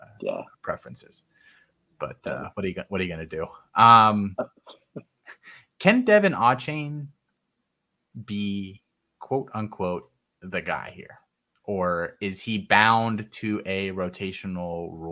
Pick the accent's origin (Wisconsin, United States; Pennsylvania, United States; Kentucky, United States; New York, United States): Pennsylvania, United States; South Central PA; I grew up in Ravens country, actually.